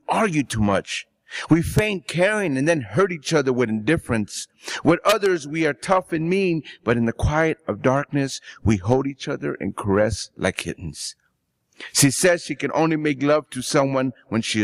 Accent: Los Angeles, California, United States; also born or lived in Ciudad Juarez, Mexico / El Paso, Texas; when I was in Watts, we moved from Ciudad Juarez, El Paso, to Watts when I was 2 years old

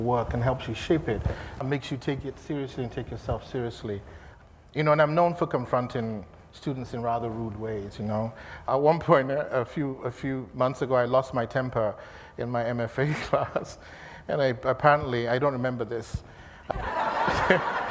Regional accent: Nigeria; moved away as an adult; also born or lived in London, United Kingdom; now in Los Angeles, United States; I moved from Nigeria to London in 92

